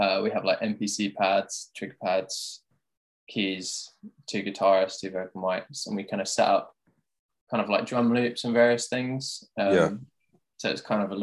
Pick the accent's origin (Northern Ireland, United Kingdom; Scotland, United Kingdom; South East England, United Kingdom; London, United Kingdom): South East England, United Kingdom; Tunbridge Wells; my hometown is Tunbridge Wells